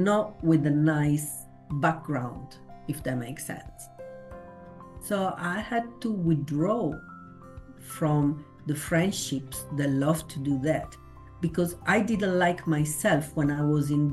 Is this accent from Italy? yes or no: yes; Italy; moved away; I come from Italy